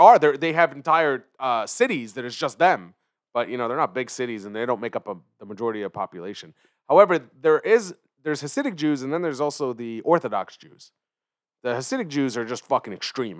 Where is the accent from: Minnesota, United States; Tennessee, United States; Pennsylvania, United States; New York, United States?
Pennsylvania, United States; Philadelphia; also born or lived in Israel; grew up in Philly